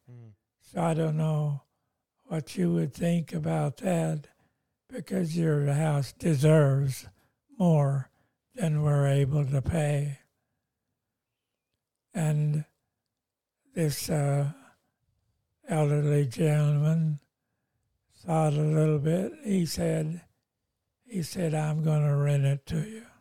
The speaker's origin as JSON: {"language": "English", "country": "Lebanon", "moved": "as an adult", "lives_now": "Australia", "said": "I'm coming from Lebanon and I was a pastor of a church there and we lost everything there in Lebanon."}